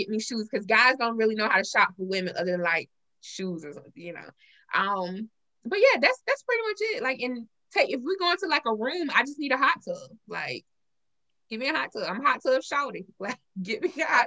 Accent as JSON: {"language": "English", "region": "South Carolina", "country": "United States", "tie": "born or raised there", "said": "I'm Southern. I'm born and raised in South Carolina"}